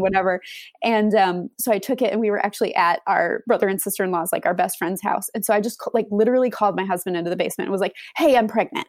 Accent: Wisconsin, United States; moved away as an adult; now in Austin, United States; We moved to Austin from Wisconsin. We're both from the Wisconsin area

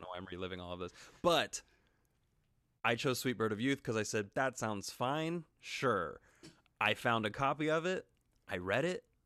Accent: Wichita, Kansas, United States; now in Los Angeles, United States; I'm from Wichita, Kansas. I haven't been back but one time since I moved to L A.

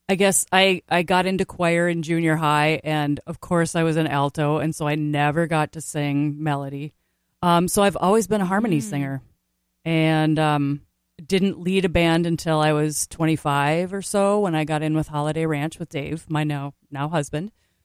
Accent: Brooklyn Park, Minnesota, United States; I was born in Minneapolis at Abbott Northwestern Hospital.

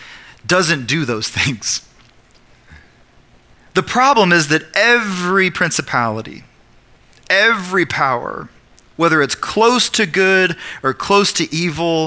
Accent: Oklahoma, United States; I'm also an Oklahoman, and I'm also an American

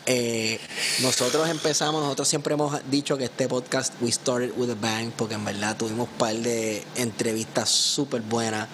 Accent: Puerto Rico; nosotros los puertorriqueños

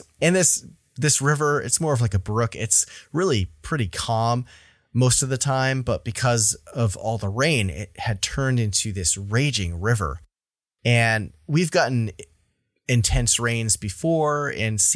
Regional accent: Vermont, United States; my home state of Vermont

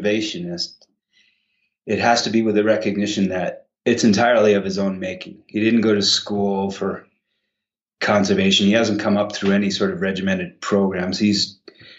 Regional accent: Maine, United States; also born or lived in Wales; now in Jackson, United States; I grew up in Maine. I'm a redneck farmer from Mid-Coast.

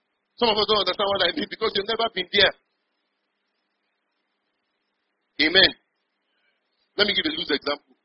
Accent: Kaduna, Kaduna State, Nigeria; moved away as an adult; also born or lived in Kebbi State; now in Port Harcourt, Nigeria; I was born and raised in Kaduna

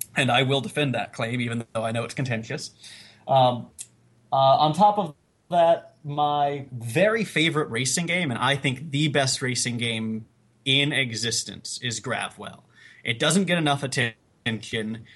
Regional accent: South Carolina, United States; now in Staten Island, United States; I am from South Carolina. I just live in Staten Island.

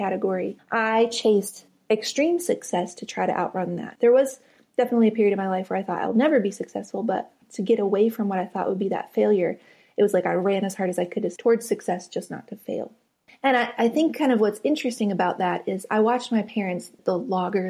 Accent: West Virginia, United States; moved away as an adult; I grew up in West Virginia on the very top of a mountain

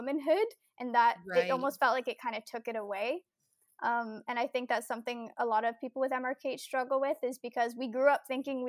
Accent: Ontario, Canada; I am from Ontario, Canada, and I will actually be 25 next week.

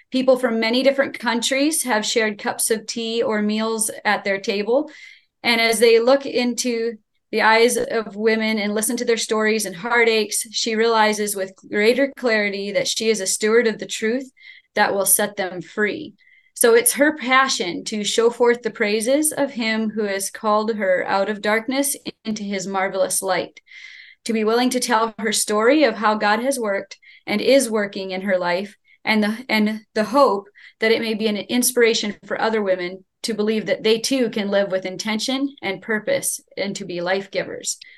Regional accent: State College, Pennsylvania, United States; we are from State College, Pennsylvania, part of the Followers of Jesus Church here.

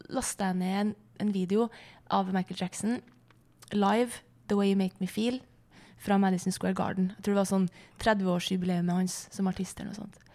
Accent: Flatanger, Trøndelag, Norway; hjemme i Flatanger

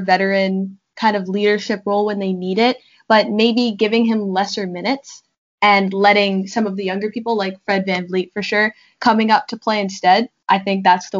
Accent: Canada; Being Canadian

